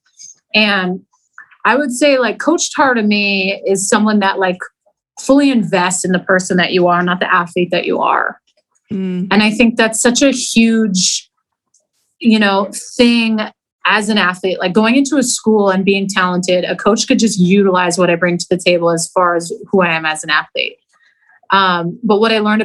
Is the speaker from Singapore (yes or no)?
no; Canada; moved away as an adult; being a Canadian